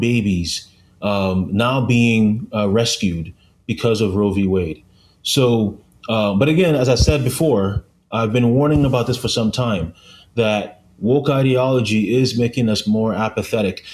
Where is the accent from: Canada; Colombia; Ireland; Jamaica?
Canada; I'm from Canada